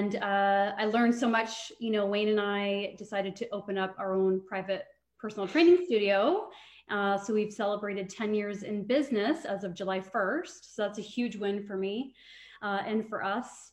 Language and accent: English; Trenton, Ontario, Canada; moved away as an adult; now in Brantford, Canada; I'm actually from Trenton, Ontario